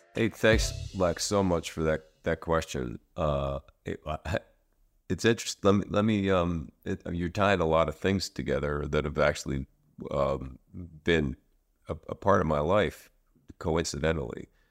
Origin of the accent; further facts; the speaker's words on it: Philadelphia, Pennsylvania, United States; Rock to the Future, which is in Philadelphia, uh, which is my hometown